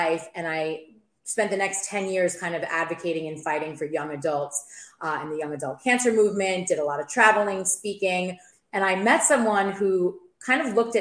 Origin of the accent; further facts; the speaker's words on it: New York, United States; moved away as an adult; also born or lived in Maryland; now in St. Petersburg, United States; I'm from New York. You'll hear that when I speak.